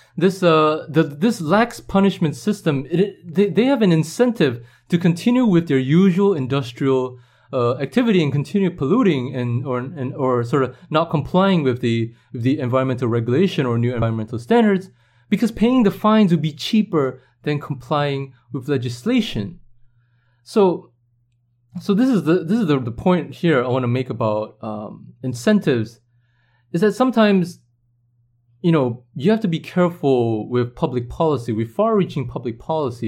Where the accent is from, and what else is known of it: Singapore